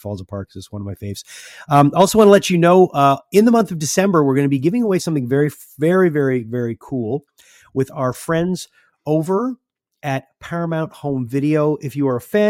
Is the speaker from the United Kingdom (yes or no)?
no; Montreal, Quebec, Canada; we're from Montreal